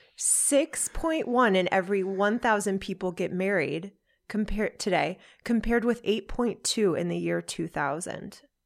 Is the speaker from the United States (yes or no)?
yes; United States; I'm American